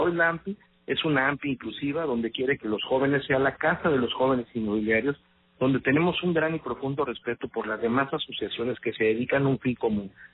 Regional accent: Veracruz, Mexico; soy un veracruzano de nacimiento y de corazón

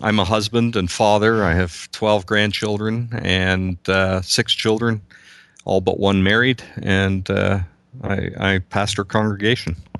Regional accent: Southern Ontario, Canada; I'm from Southern Ontario, uh, just about an hour and a half west

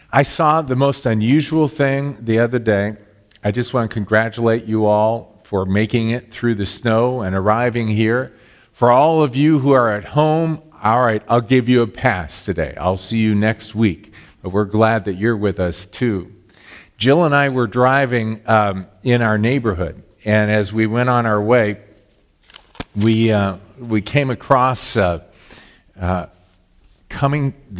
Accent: Southern California, United States; now in Illinois, United States; I grew up in Southern California

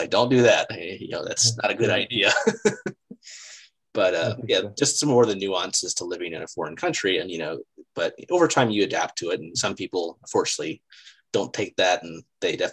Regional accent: United States; also born or lived in China; I'm still American

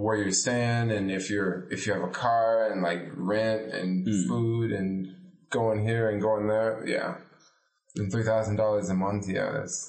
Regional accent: United States; moved away; also born or lived in California / San Francisco, California; I'm an American.

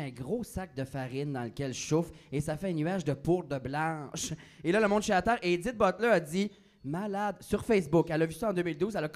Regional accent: Acadia, New Brunswick, Canada; accent: Chiac; moved away as an adult; now in Montreal, Canada; Je viens du fin fond de l'Acadie.

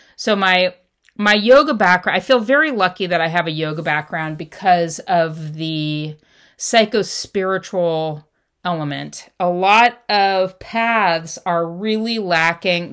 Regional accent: Los Angeles, California, United States; I grew up in Southern California and Los Angeles

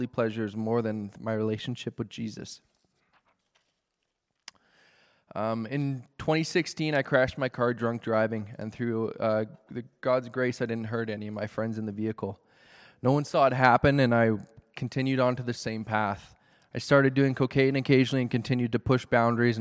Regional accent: Calgary, Alberta, Canada; I grew up in Calgary in a loving Christian home with two brothers and amazing parents

